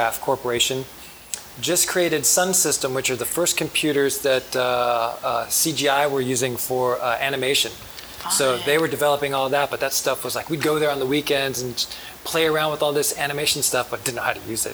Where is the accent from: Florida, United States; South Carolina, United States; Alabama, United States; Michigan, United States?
Alabama, United States; Huntsville; born or raised there; moved away; also born or lived in Norfolk, Virginia